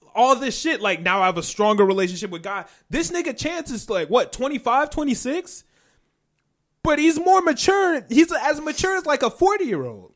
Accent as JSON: {"language": "English", "area": "Chicagoland area", "region": "Illinois", "country": "United States", "said": "We're not from Chicago, but we're in the Chicagoland area."}